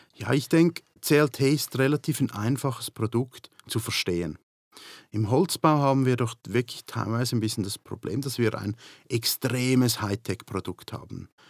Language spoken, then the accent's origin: German; Switzerland; moved away as an adult; now in United Kingdom; In der Schweiz, wo ich aufgewachsen bin